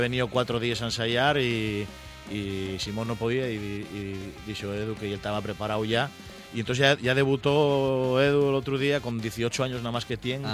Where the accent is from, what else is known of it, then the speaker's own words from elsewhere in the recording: El Entrego, Asturias, Spain; also born or lived in Mieres; del Entregu, de Mieres